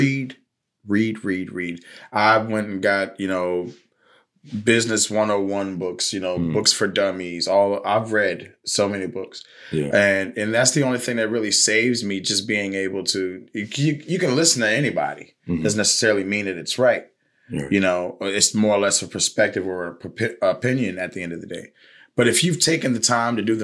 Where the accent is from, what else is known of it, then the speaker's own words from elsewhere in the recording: Richmond, Virginia, United States; I grew up in Highland Park, you know, in Richmond, Virginia.